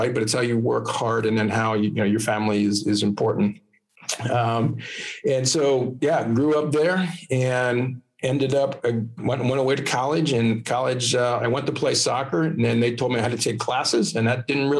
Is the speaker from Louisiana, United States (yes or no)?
no; Lancaster County, Pennsylvania, United States; also born or lived in Philadelphia; I was born and raised in Lancaster County, Pennsylvania. And I've been there all my life.